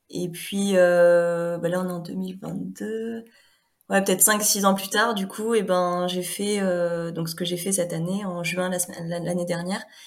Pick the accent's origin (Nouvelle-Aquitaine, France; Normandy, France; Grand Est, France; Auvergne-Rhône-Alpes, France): Normandy, France; moved away as an adult; now in Haute-Savoie, France; je suis originaire de Normandie